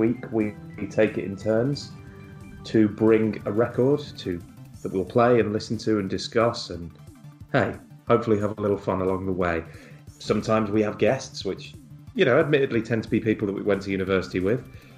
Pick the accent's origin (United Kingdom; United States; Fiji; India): United Kingdom; Liverpool, North West England; What do I know? You know, I'm from Liverpool.